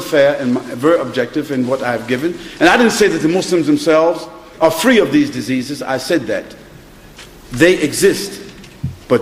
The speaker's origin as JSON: {"language": "English", "region": "New York", "country": "United States", "tie": "born or raised there", "moved": "yes", "lives_now": "United Kingdom", "said": "I was born in Harlem, New York. So I know what drugs and prostitution is."}